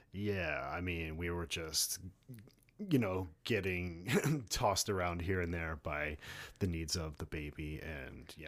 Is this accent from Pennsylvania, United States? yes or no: yes; Philadelphia, Pennsylvania, United States; moved away; I'm from Philly